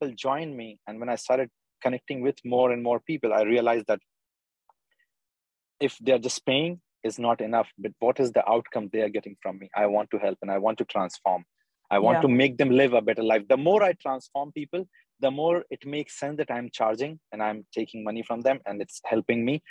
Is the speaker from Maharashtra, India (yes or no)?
no; Bhopal, Madhya Pradesh, India; now in United Arab Emirates; I'm from Bhopal, India.